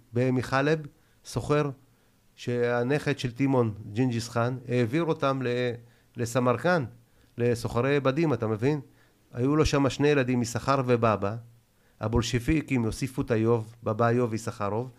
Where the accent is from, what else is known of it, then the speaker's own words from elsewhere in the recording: Israel; also born or lived in Tashkent, Uzbekistan; אני בכלל לא נולדתי בארץ. אני ביבוא אישי. עליתי בגיל שלוש, אתה מבין? מתשכנת